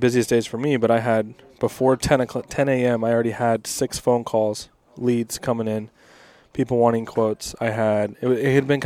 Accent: Spokane, Washington, United States; I'm from Spokane.

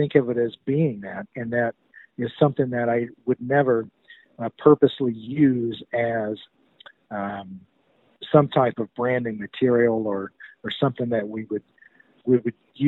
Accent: the South, United States; also born or lived in Chattanooga area, Tennessee / Charlotte, North Carolina; most of us that were born and raised in the South at that time

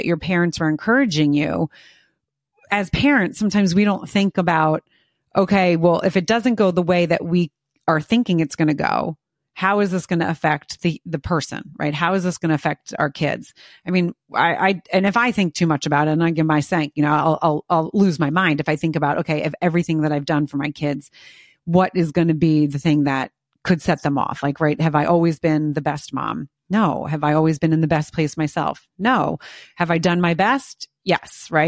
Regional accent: United States; being an American

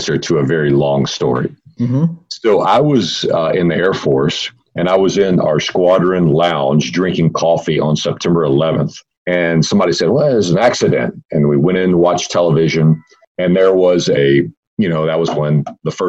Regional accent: Fort Worth, Texas, United States; I grew up in Fort Worth in North Texas, and there's a big amusement park here in the area where I live

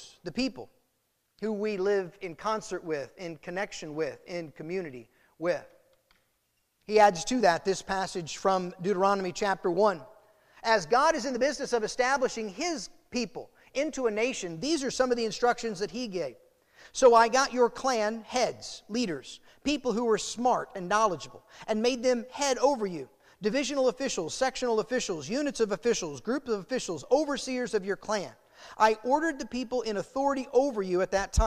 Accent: United States; the celebration that comes from being American, the gratitude and thanksgiving that should be ours because of the place we're born

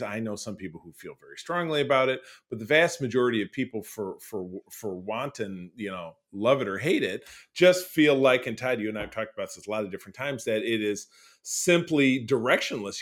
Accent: Detroit, Michigan, United States; my hometown of Detroit, Michigan

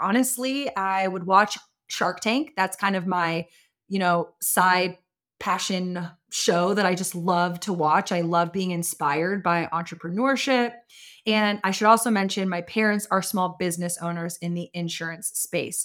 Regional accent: Austin, Texas, United States; I was born and raised in Austin as well

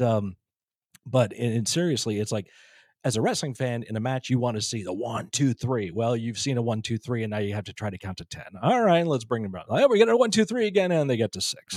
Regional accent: Northeast, United States; Growing up in the Northeast

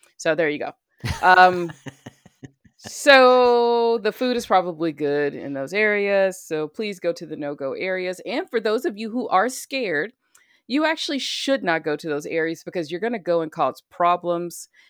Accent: Alabama, United States; the state of Alabama, my home state where I was born and raised

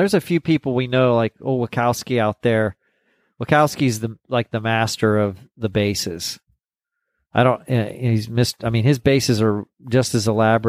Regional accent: Corpus Christi, Texas, United States; And I was like, well, I'm from Corpus, the South, you know, the San Antonio, Austin, Houston, all those shows.

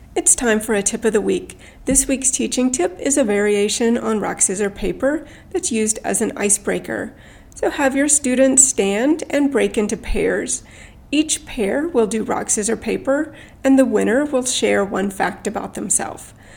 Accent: Edmonton, Alberta, Canada; moved away as an adult; also born or lived in South Korea; now in Vancouver, Canada; I grew up in Edmonton

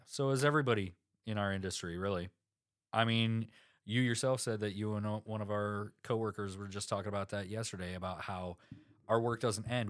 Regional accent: South Dakota, United States; I'm from South Dakota

